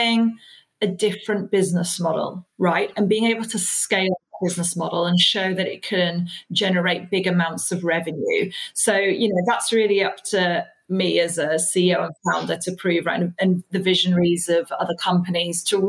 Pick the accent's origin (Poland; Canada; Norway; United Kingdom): United Kingdom; also born or lived in Iraq; I was born in Iraq, you know, brought up a British